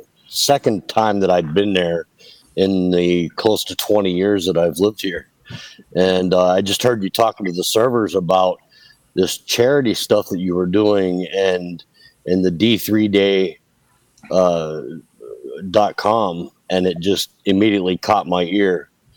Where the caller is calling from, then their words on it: Naples, Florida, United States; from Naples, Florida.